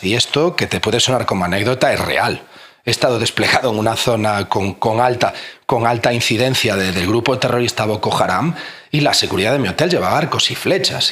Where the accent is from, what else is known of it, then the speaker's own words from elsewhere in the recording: A Coruña, Galicia, Spain; moved away as an adult; me tuve que volver pues a mi ciudad natal, a La Coruña